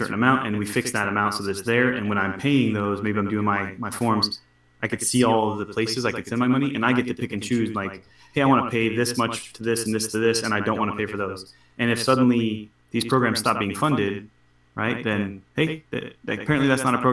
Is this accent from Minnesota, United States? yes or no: no; Washington, United States; I'm from Washington State